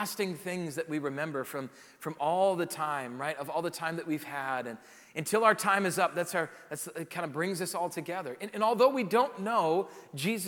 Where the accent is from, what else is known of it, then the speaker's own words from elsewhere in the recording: South Dakota, United States; moved away; growing up in South Dakota